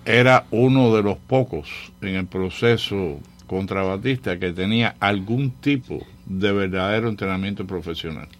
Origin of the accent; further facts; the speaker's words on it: Cuba; now in Miami, United States; yo crecí con primos allá en la Sierra Maestra